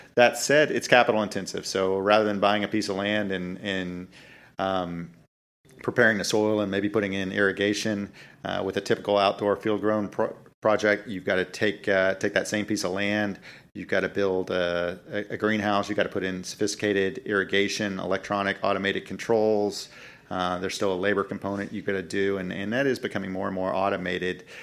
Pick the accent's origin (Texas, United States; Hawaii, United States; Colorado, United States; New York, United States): Texas, United States; Dallas; I grew up in North Dallas, like a lot of suburban kids